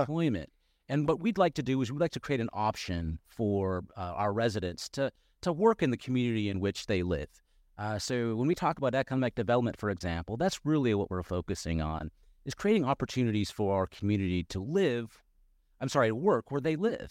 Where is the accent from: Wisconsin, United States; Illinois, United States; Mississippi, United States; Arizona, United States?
Arizona, United States; Yuma; also born or lived in Phoenix, Arizona / Tucson, Arizona; now in Peoria, United States; I grew up in Yuma, uh, Arizona, and, and, have lived in Phoenix and in Tucson